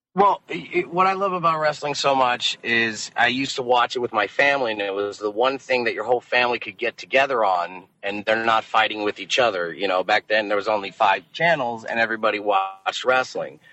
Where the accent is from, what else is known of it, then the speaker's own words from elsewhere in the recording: Las Vegas, Nevada, United States; moved away as an adult; now in San Diego, United States; Las Vegas, which is my hometown